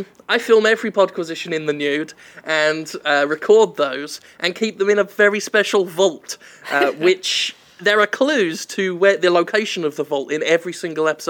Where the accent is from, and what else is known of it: United Kingdom; moved away as an adult; now in Mississippi, United States